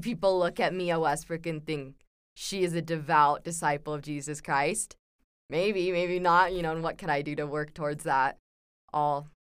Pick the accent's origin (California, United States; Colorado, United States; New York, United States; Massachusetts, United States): California, United States; San Clemente; moved away as an adult; now in Provo, United States; I'm from San Clemente, California.